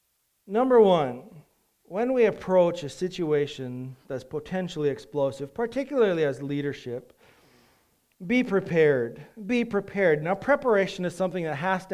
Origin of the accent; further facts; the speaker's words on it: United States; we do as an American society